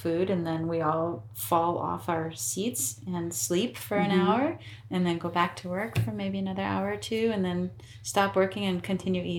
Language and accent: English; United States; also born or lived in Vermont; I'm American, I have very little but some Italian